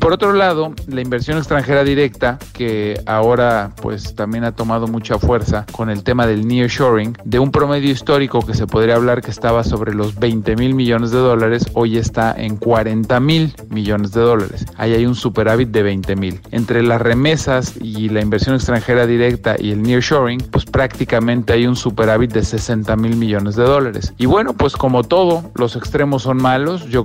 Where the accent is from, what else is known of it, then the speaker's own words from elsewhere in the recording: Guatemala; como guatemaltecas y guatemaltecos comprometidos con la democracia, defenderemos nuestro derecho a elegir libremente nuestro destino.